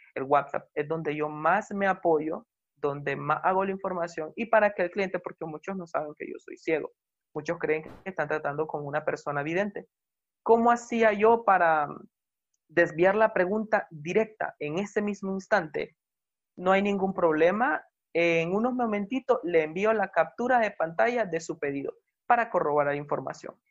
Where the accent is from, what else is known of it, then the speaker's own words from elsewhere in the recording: Nicaragua; soy nicaragüense